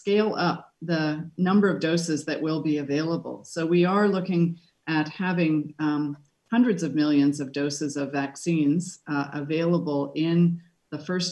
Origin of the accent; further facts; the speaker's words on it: Canada; I'm a Canadian